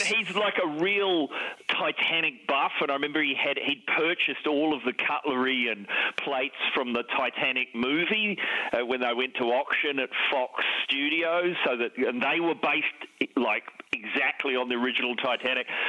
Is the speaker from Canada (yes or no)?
no; New Zealand; growing up in New Zealand in the seventies, it was compulsory to play rugby